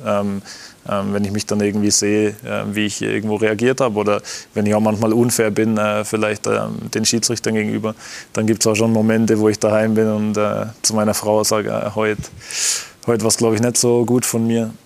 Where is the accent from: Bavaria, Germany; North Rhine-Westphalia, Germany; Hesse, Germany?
Bavaria, Germany; Kemmern; moved away; in meinem Heimatdorf in Kemmern.